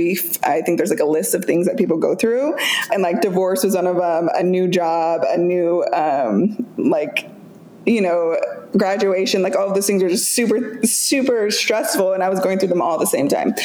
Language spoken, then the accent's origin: English; just outside of Boise, rural Idaho, United States; moved away as an adult; now in Seattle, United States; So I grew up in rural Idaho, just outside of Boise.